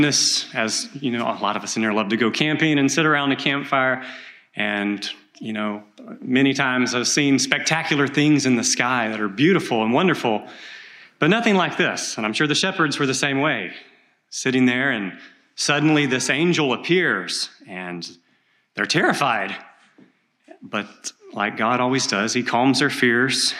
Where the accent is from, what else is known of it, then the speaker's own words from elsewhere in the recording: East Texas, United States; I grew up in East Texas in logging country